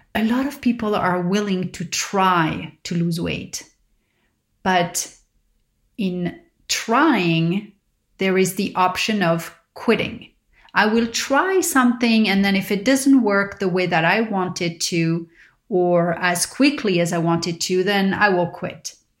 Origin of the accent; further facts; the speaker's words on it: Paris, Île-de-France, France; growing up in Paris